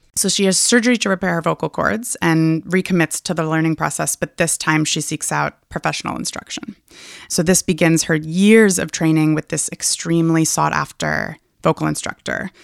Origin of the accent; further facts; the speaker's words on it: Hood River, Oregon, United States; I'm in my hometown of Hood River, Oregon